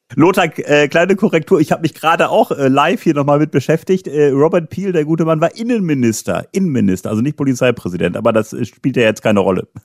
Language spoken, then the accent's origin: German; Germany; ich bin ja in Deutschland geboren, ich war noch nie länger im Ausland